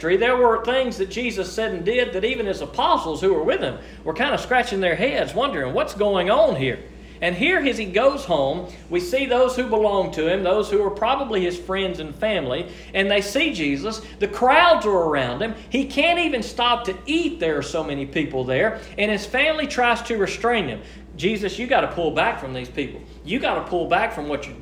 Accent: United States; we are born and raised in the United States of America

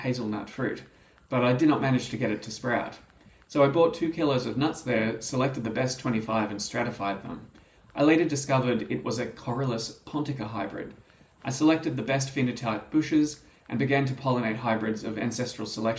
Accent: Australia; As an Australian

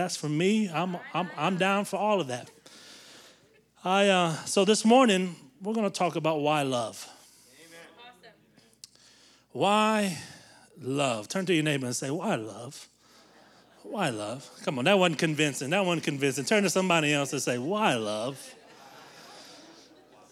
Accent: the South, United States; we grew up in the South where everybody goes to church and all those things.

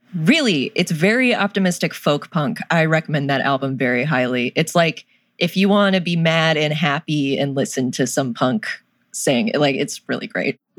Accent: North Carolina, United States; I'm from North Carolina

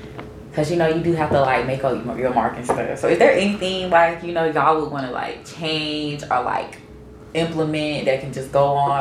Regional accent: Greensboro, North Carolina, United States; I'm from Greensboro

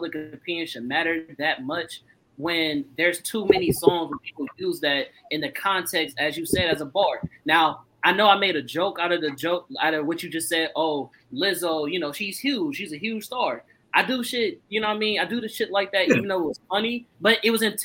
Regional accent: the Bay Area, California, United States; I come from the Bay

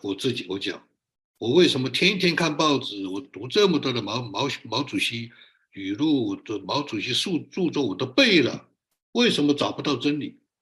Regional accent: China; moved away as an adult; also born or lived in Wuhan / New Mexico; now in United States; 我是中国人

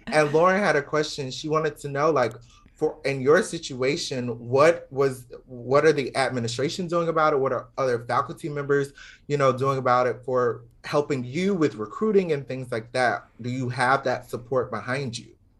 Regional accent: Georgia, United States; moved away; also born or lived in Florida; growing up in the South

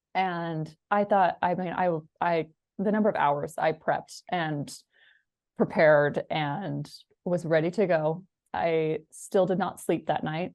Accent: Washington, United States; I grew up in Washington

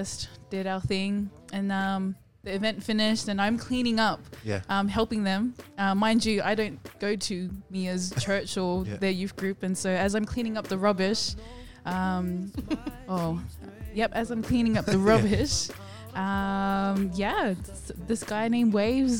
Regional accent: Sydney, New South Wales, Australia; I was born and raised in Australia

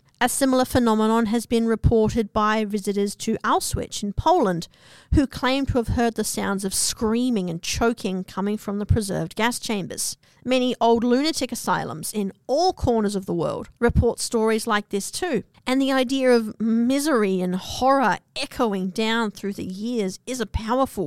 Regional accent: Australia; also born or lived in New Zealand; I'm from New Zealand and grew up in Australia

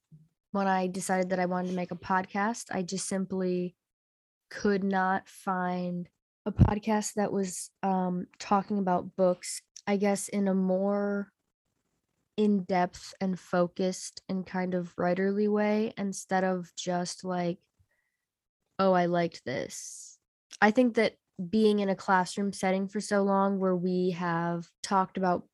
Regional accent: Buffalo, New York, United States; So I am currently living in my hometown of Buffalo, New York.

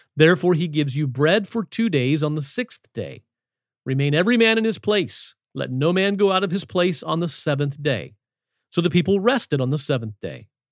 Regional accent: Shenandoah Valley, Virginia, United States; I grew up in the Shenandoah Valley of Virginia in the hills

